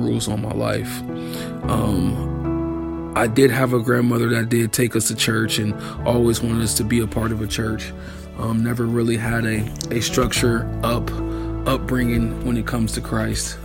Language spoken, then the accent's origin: English; Akron, Ohio, United States; I'm from Akron, Ohio